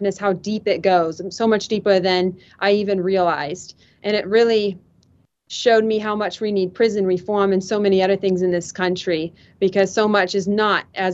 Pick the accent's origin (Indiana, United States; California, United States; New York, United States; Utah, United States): Indiana, United States; Fort Wayne; I am 22 years old and I am from Fort Wayne, Indiana